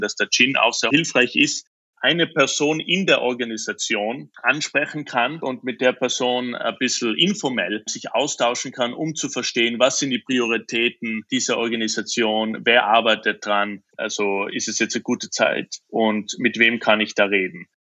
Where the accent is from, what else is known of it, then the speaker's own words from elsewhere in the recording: Austria; moved away; als Österreicher